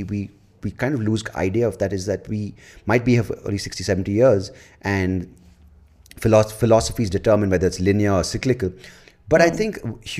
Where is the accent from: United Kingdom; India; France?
India; I'm an Indian